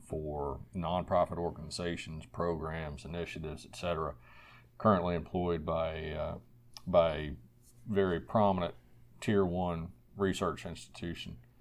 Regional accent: Central Virginia, United States; I'm a native Virginian, born and raised in Central Virginia.

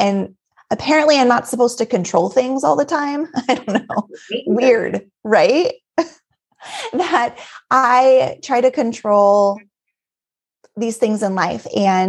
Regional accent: Alaska, United States; also born or lived in Colorado / Texas; now in Minnesota, United States; so originally I'm from Alaska, born and raised in a small town in Alaska, and left, went to Colorado, came back to Alaska, Texas, now in Minnesota

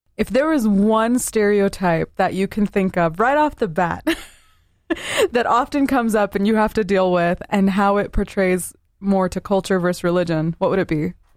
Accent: Southern Utah, United States; Growing up in Southern Utah, everyone around me was majority of the L D S faith

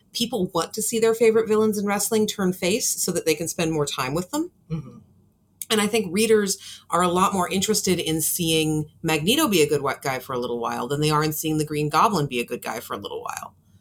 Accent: California, United States; moved away; I'm from California originally

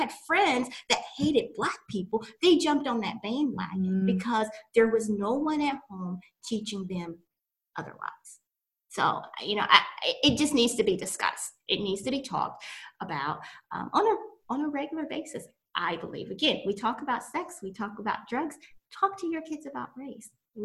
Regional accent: East Tennessee, United States; I'm from East Tennessee, little small country town

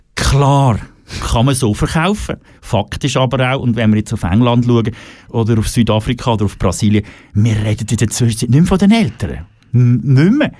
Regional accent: Switzerland; wir in der Schweiz

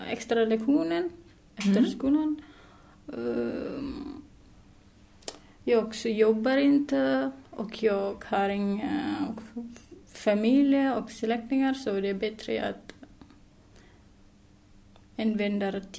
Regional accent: Indonesia; Swedish is a second language; moved away as an adult; now in Sweden; är 26 år gammal och jag kommer ifrån Indonesien. Och jag har eh, bott i Sverige i nästan ett år

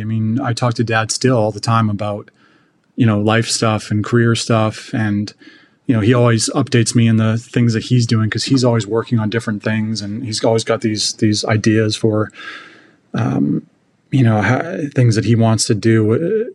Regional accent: British Columbia, Canada; moved away as an adult; now in Kansas City, United States; I grew up in British Columbia

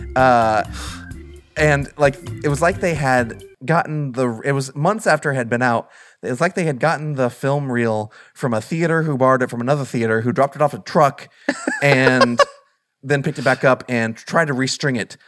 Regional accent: Southern Illinois, United States; growing up in Southern Illinois, where there's literally nothing

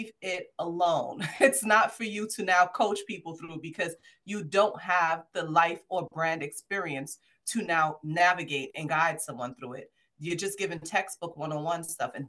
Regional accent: New York City, New York, United States; I'm from Brooklyn. I'm a Brooklynite.

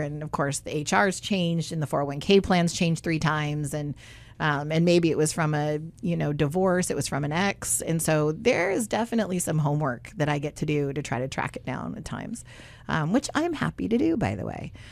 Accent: Southern California, United States; when I was little, um, growing up in Southern California

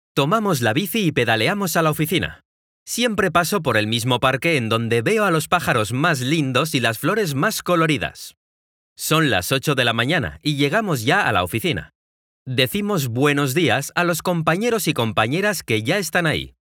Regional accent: Mexico; now in Guadalajara, Mexico; Soy un mexicano de 27 años que vive en la ciudad de Guadalajara, en México

